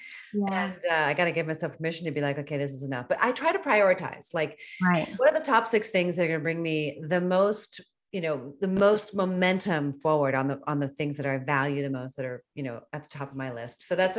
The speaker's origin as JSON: {"language": "English", "region": "East Coast", "country": "United States", "moved": "yes", "lives_now": "California, United States", "said": "I'm not from California. So I'm an East Coaster."}